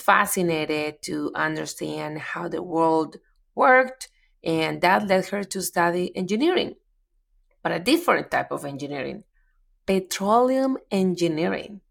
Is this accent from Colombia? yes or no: yes; Medellín, Antioquia, Colombia; English is a second language; moved away as an adult; now in United States; moved to Medellin, my hometown